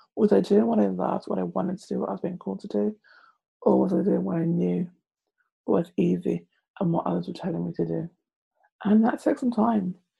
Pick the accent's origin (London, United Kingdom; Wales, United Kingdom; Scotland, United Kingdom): London, United Kingdom; I am from London.